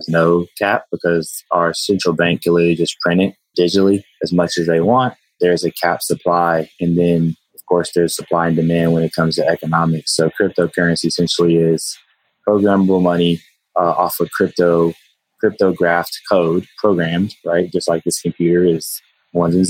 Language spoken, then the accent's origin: English; Texas, United States; I'm a Texan